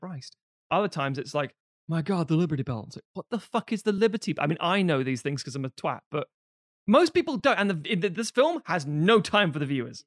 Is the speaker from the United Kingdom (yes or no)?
yes; London, United Kingdom; mine was different in London